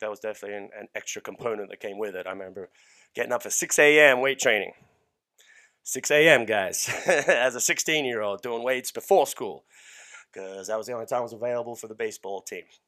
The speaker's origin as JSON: {"language": "English", "country": "Australia", "tie": "born or raised there", "moved": "yes", "lives_now": "United States", "said": "I was born and raised in Australia"}